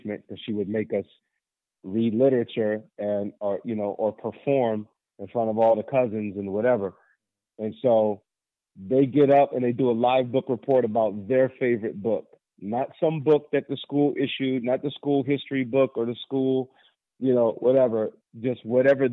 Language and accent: English; Federal Way, Washington, United States; I went back to my old middle school here in Federal Way, Washington, which is south of Seattle